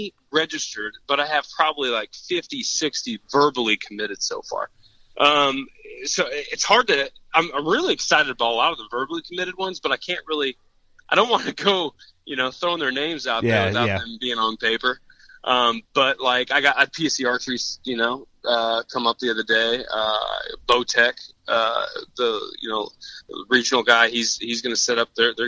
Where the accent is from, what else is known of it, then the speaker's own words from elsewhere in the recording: Champaign, Illinois, United States; I own an archery shop in Champaign. I own Hunter's Haven. So that's kind of where I grew up there.